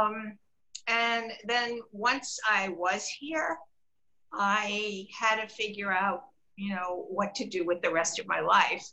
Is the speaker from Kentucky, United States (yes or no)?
no; New York, United States; moved away as an adult; also born or lived in Connecticut; now in Palm Beach, United States; I'm originally from New York